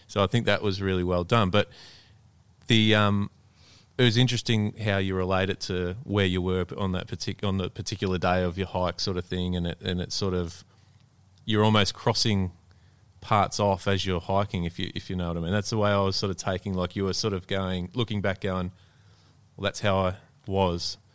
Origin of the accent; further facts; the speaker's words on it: Melbourne, Victoria, Australia; I'm from Melbourne